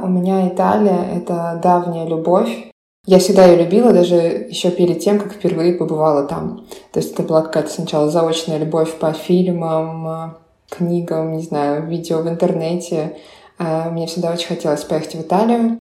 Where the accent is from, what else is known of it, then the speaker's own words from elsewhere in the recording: Voronezh, Voronezh Oblast, Russia; moved away as an adult; also born or lived in Italy; now in Berlin, Germany; я из Воронежа.